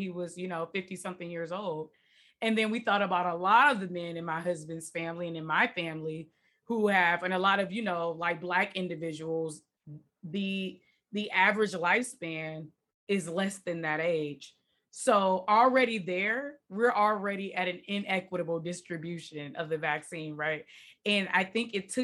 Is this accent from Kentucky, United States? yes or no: no; Detroit, Michigan, United States; moved away as an adult; also born or lived in Washington, D.C.; now in California, United States; I grew up in Detroit, born and raised